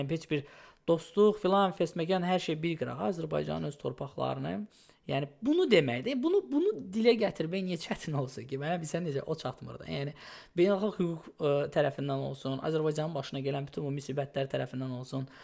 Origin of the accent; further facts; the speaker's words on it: Odesa, Odesa Oblast, Ukraine; now in New York, United States; Mən ömrü boyu Odessada böyümüşəm.